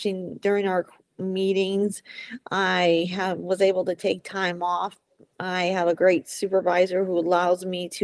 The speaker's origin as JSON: {"language": "English", "town": "Juneau", "region": "Alaska", "country": "United States", "tie": "born or raised there", "also_born_or_lived": "Renton, Washington", "moved": "as an adult", "lives_now": "Washington, United States", "said": "I was born in Renton, Washington, and then I moved to Juneau, Alaska in 1998, and I lived up there for 23 years"}